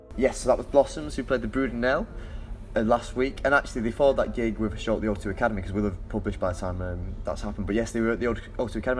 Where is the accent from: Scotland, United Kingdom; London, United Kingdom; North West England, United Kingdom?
North West England, United Kingdom; Manchester; I'm from Manchester